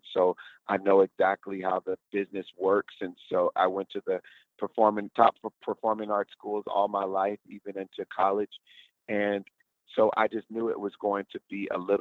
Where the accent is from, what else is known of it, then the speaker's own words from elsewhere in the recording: Houston, Texas, United States; moved away; Houston, my hometown